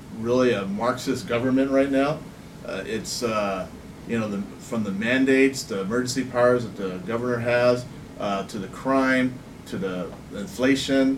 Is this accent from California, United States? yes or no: yes; Norwalk, California, United States; also born or lived in Downey / Whittier; now in La Mirada, United States; I was raised in Norwalk